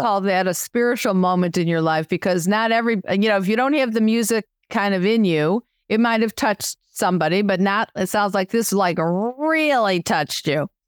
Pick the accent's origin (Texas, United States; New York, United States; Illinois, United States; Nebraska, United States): Illinois, United States; Chicago; I'm Chicago